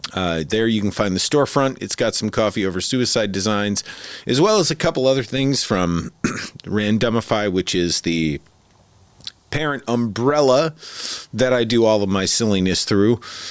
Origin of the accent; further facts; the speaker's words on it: Midwest, United States; I'm originally from the Midwest, so snow.